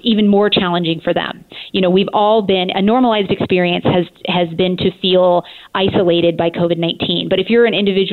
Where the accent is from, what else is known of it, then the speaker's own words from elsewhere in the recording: Montana, United States; also born or lived in Boulder, Colorado / Illinois; now in Portland, United States; I'm originally from Montana, and then I spent some time in Boulder, Colorado, and my husband and I joke that we got caught in Illinois for 18 years.